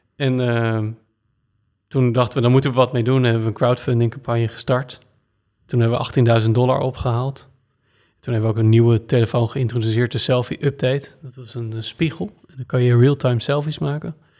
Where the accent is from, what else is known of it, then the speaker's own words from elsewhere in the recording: Blaricum, North Holland, Netherlands; also born or lived in Naarden; Ik ben geboren in Naarden, in het ziekenhuis. En ik ben opgegroeid in uh, Blarikum.